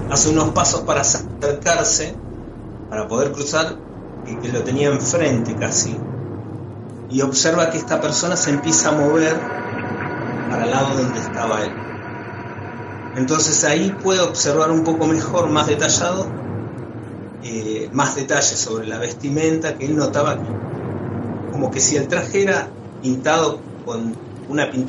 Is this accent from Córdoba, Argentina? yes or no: no; Hurlingham, Buenos Aires Province, Argentina; prácticamente podría decir que nací en, en Hurlingham porque yo soy de la capital, o sea, nací en Capital Federal, pero desde muy chico me, me instalé en la provincia de Buenos Aires y casualmente en Hurlingham.